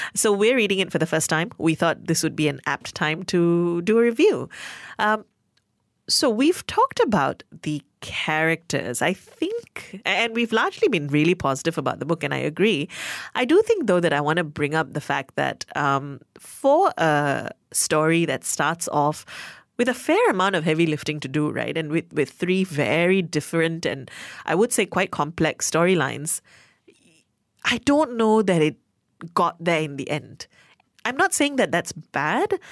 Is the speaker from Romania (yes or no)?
no; Malaysia; my fellow Malaysian-born